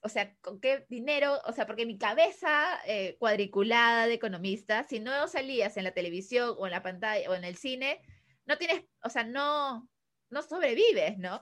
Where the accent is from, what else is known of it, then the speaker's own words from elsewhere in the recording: Peru; also born or lived in Chile; me regresaron como a peruana, regresa a Perú.